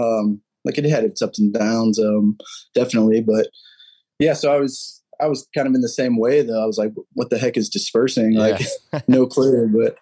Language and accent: English; St. Louis, Missouri, United States; Dude, I'm from St. Louis. It's like life around